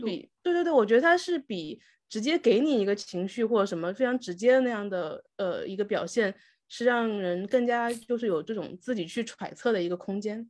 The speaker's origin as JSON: {"language": "Chinese", "region": "Wu-speaking area", "country": "China", "accent": "Wu dialect", "first_language": "Wu Chinese", "second_language": "Chinese", "moved": "as an adult", "lives_now": "Guangzhou, China", "said": "我母语是无方言嘛"}